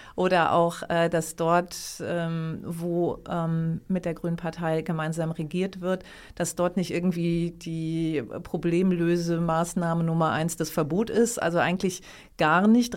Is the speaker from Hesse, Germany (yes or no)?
no; Lower Saxony, Germany; ich komme ja auch aus Niedersachsen